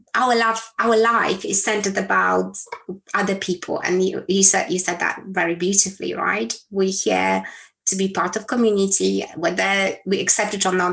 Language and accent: English; Poland; moved away; I was born in Poland, a communist country back then, in a small town.